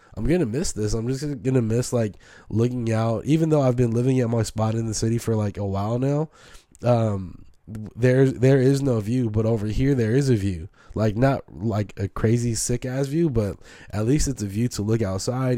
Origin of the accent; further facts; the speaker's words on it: San Francisco, California, United States; also born or lived in Oakland; So I'm born and raised in Frisco.